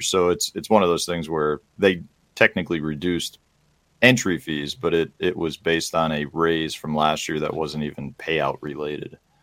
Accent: Chicago, Illinois, United States; I grew up in Chicago

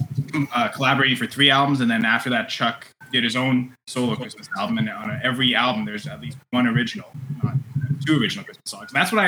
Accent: French schools across Ontario, Canada; I'm bilingual Canadian

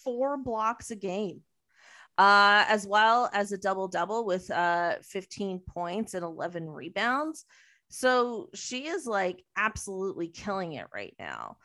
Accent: Mississauga, Ontario, Canada; from Mississauga

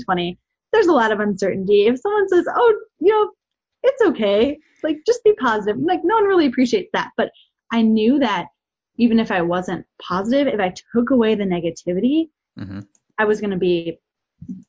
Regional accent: Wisconsin, United States; Growing up in Wisconsin in a smaller town

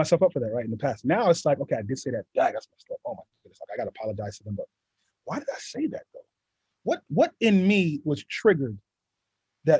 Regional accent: New York City, New York, United States; growing up in East New York, Brooklyn

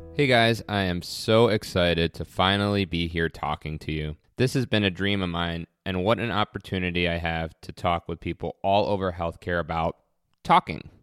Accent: New York City, New York, United States; moved away as an adult; also born or lived in Geneseo, New York / Syracuse, New York / Chicago, Illinois; now in Western New York, United States; I was born and raised in New York City

